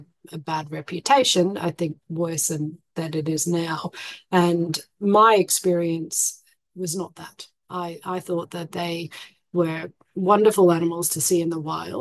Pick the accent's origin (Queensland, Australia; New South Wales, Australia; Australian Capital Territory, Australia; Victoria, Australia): Australian Capital Territory, Australia; Canberra; where I grew up in Canberra, which is the capital of Australia